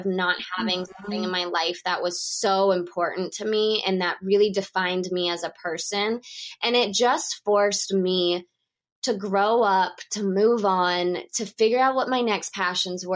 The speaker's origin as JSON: {"language": "English", "region": "Texas", "country": "United States", "tie": "born or raised there", "also_born_or_lived": "Moscow, Russia / New York City, United States", "moved": "as an adult", "said": "being from Texas, I was not used to snowstorms and blizzards."}